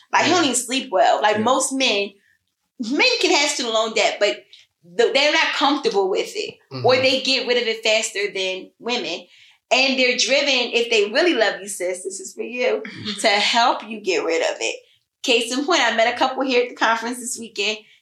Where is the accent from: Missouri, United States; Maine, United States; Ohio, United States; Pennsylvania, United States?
Pennsylvania, United States; Philadelphia; I'm still from Philly